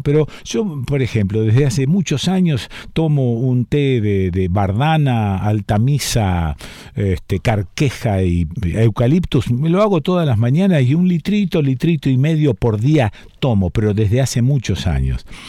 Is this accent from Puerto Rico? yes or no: no; Argentina; pensarnos como argentinos